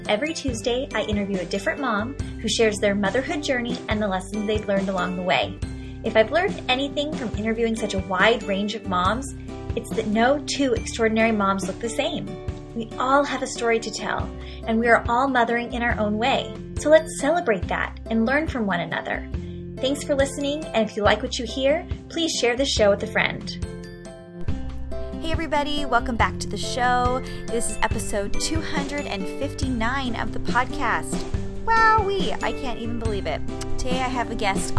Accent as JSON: {"language": "English", "town": "San Diego", "region": "California", "country": "United States", "moved": "yes", "said": "I'm from San Diego originally"}